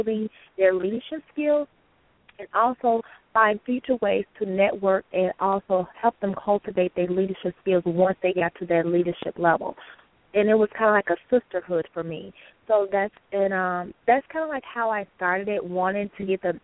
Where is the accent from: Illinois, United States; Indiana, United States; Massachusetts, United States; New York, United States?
Illinois, United States; Chicago; also born or lived in Texas / Florida; I am from Chicago, west side of Chicago